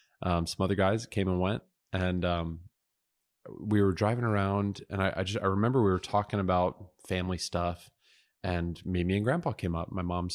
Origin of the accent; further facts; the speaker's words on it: South Dakota, United States; born there; also born or lived in Omaha, Nebraska / Cheyenne, Wyoming / Montgomery, Alabama / Woodbridge, Virginia; No, I said, listen, I was born in South Dakota.